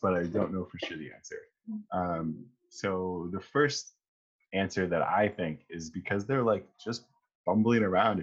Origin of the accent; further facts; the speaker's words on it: Northern Ontario, Canada; I grew up in Northern Ontario as well